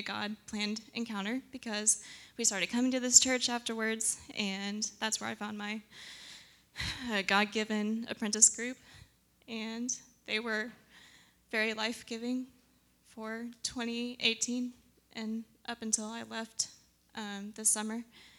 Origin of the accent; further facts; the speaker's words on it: Tulsa, Oklahoma, United States; I'm from Tulsa, and I went to college in Tulsa.